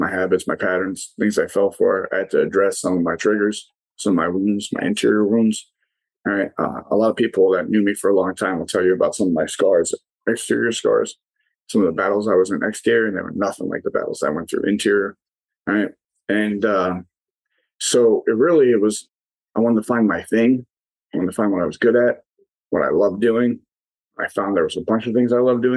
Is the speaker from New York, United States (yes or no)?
yes; New York City, New York, United States; moved away as an adult; now in Delaware, United States; I'm originally from New York City, not West Virginia, but I now live in a place called Delaware